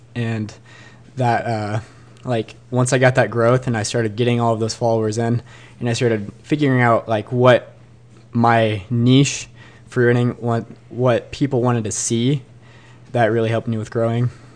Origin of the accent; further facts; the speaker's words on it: Bend, Oregon, United States; was born and raised in Bend